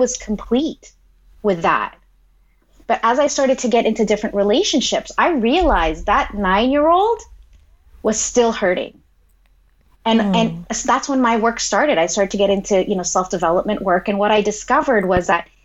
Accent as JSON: {"language": "English", "country": "Philippines", "said": "I'm Filipino"}